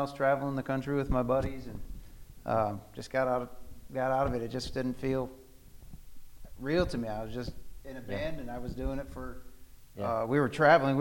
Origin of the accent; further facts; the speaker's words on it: Indiana, United States; Grew up in Indiana.